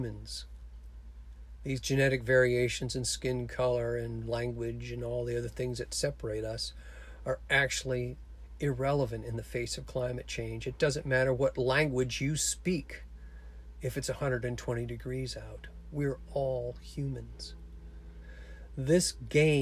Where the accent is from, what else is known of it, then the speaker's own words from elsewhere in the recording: Cape Cod, Massachusetts, United States; my small town I grew up in Cape Cod